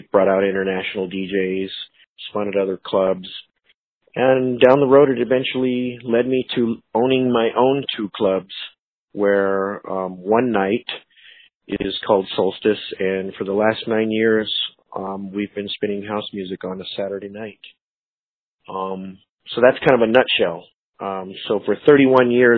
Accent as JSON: {"language": "English", "town": "Phoenix", "region": "Arizona", "country": "United States", "tie": "born or raised there", "said": "I was born and raised here in Phoenix, so I'm one of the few that it's not really a transplant. I've always been here"}